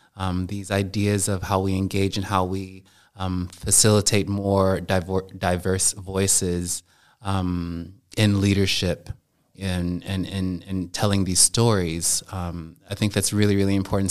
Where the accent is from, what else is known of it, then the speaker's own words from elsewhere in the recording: United States; moved away as an adult; now in Germany; me being an American as opposed to me being Black